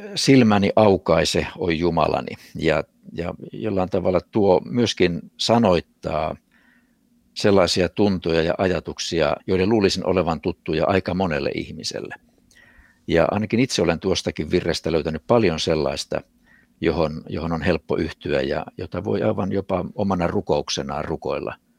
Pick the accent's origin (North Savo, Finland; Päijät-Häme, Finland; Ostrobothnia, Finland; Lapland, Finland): Ostrobothnia, Finland; Vaasa; also born or lived in Kurikka; se oli minun ensimmäinen kotini kotikaupungissani Vaasassa